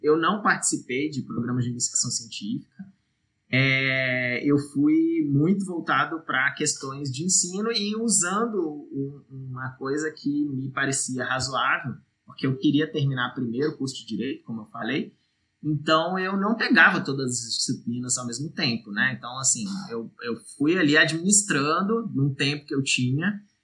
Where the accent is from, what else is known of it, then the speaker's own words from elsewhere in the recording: Brasília, Federal District, Brazil; Distrito Federal, onde foi eu, onde eu nasci e, e realizei meu ensino médio e meu ensino superior